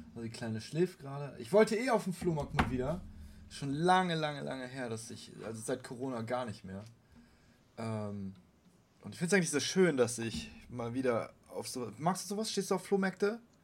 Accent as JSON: {"language": "German", "region": "Bremen", "country": "Germany", "said": "Ich bin Bremer"}